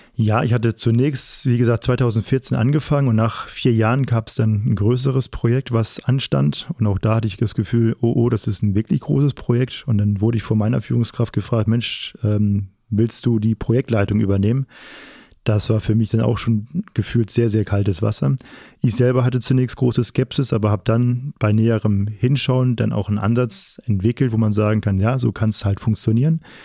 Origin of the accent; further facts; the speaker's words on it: Flensburg, Schleswig-Holstein, Germany; now in Paderborn, Germany; komme ja selber aus Norddeutschland, ähm, gebürtiger Flensburger